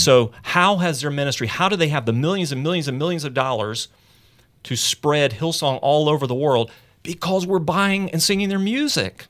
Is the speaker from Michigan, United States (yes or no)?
no; Charlotte, North Carolina, United States; Elevation Church in my hometown, Charlotte